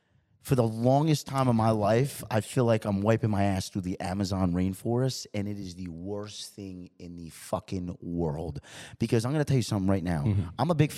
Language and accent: English; New York, United States; moved away as an adult; I'm from New York, yes, obviously. Sir. Born and raised. Lived there for 18 years. And so I was back home in New York this past weekend.